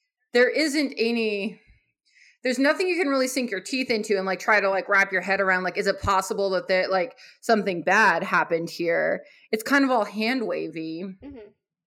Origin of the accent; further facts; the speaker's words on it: Arizona, United States; I'm from Arizona, which is a hotbed of libertarian thought